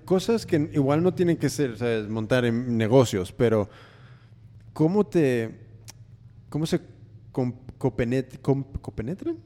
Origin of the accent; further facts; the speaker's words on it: United States; yo soy de Estados Unidos. Mm, mi familia es mexicana, pero yo soy nacido y criado ahí